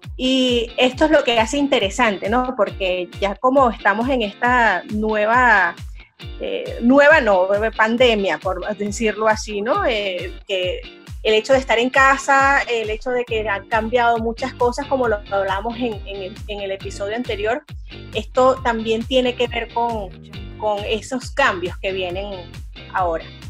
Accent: San Felipe, Yaracuy, Venezuela; now in Barquisimeto, Venezuela; yo crecí, yo crecí en San Felipe, en el estado Yaracuy.

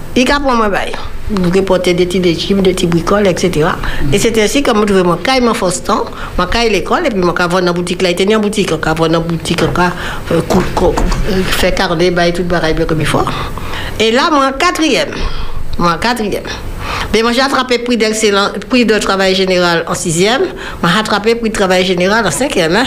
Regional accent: Martinique; Nous sommes du Nord. Ma mère est de la côte Caraïbe

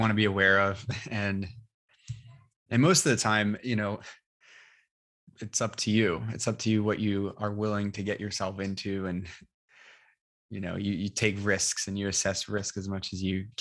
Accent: New York, United States; accent: New York; moved away; my New York accent comes out

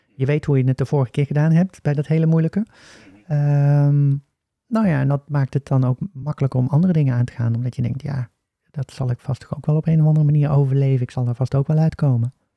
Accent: Oosterhout, North Brabant, Netherlands; accent: Brabants; also born or lived in Breda; Ik ben eh, geboren en opgegroeid in Oosterhout

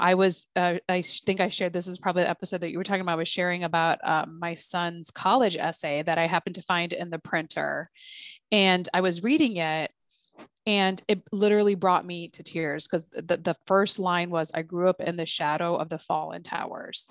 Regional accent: United States; I'm an American Muslim mother. I'm very much American

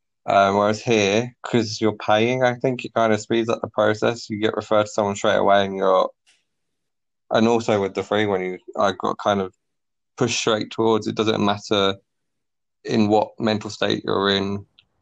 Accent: London, United Kingdom; now in Australia; I'm from London too.

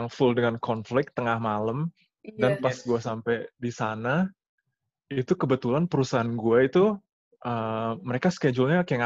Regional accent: Kuwait; Tapi tapi gue walaupun gue besar besar di Kuwait, gue selalu selalu kangen sama Indonesia sih.

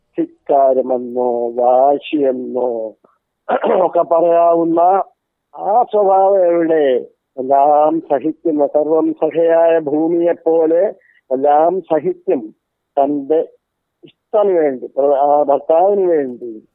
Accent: Mynagappally, Kerala, India; ഞാൻ ജനിച്ചത് കൊല്ലം ജില്ലയിലെ മൈനാഗപ്പള്ളി എന്ന് പറയുന്ന ഒരു ഗ്രാമത്തിലാണ്

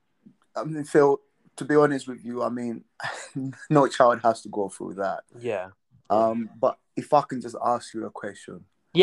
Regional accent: Malawi; now in United Kingdom; I was born in Malawi.

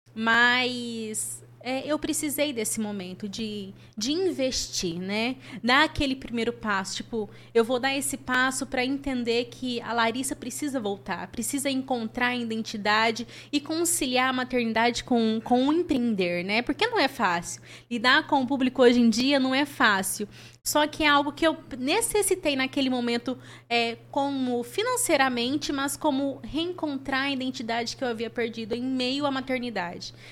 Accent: Ituverava, São Paulo, Brazil; moved away; eu sou natural de Ituverava, interior de São Paulo.

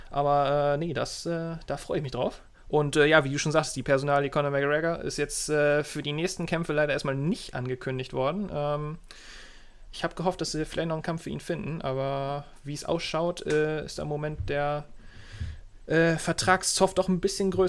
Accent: Bremen, Germany; Ich sage das jetzt als Bremer, es, es ist kontrovers, aber ich wünsche mir wirklich, dass der HSV wieder aufsteigt.

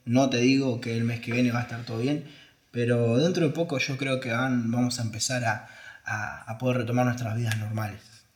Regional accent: Argentina; como argentinos

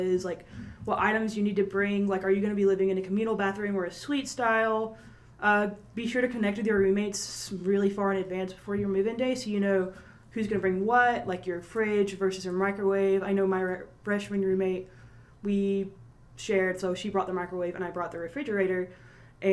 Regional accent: Monticello, Georgia, United States; I'm from Monticello, Georgia

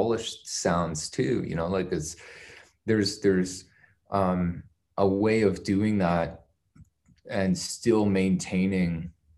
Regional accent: Canada; growing up in Canada

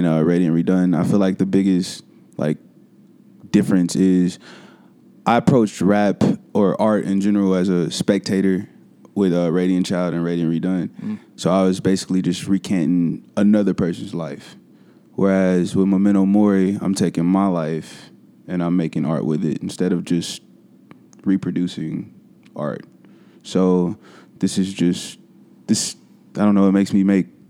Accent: Kansas City, Kansas, United States; I'm from Kansas, so Kansas City, Kansas

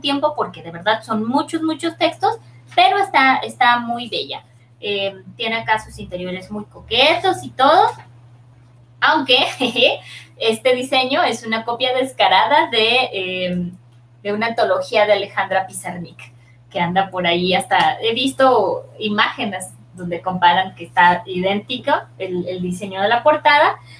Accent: northern Mexico, Mexico; los del norte no escribimos igual que los del centro ni

